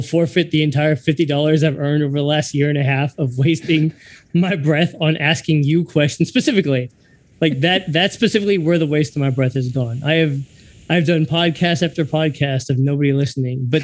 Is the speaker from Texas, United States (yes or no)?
yes; Texas, United States; I'm born and raised in Texas